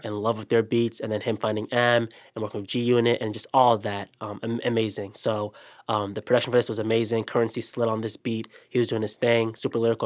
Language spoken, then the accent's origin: English; Ohio, United States; we are from Ohio